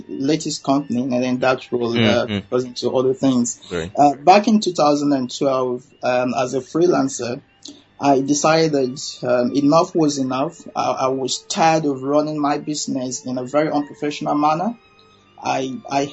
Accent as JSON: {"language": "English", "country": "Nigeria", "moved": "yes", "lives_now": "London, United Kingdom", "said": "I'm a Nigerian"}